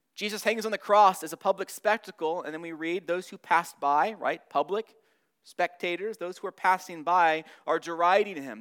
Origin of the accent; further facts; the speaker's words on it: Southern California, United States; moved away; I'm from Southern California.